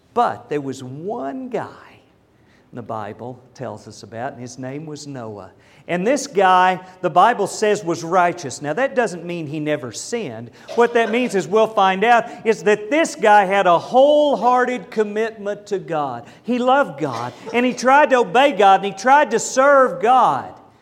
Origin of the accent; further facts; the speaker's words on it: Lindsay, Oklahoma, United States; now in Dallas, United States; I was raised in Lindsay, Oklahoma.